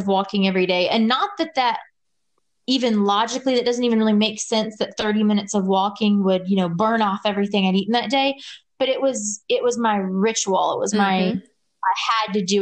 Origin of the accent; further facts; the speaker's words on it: Louisiana, United States; I grew up in Louisiana, which is so hot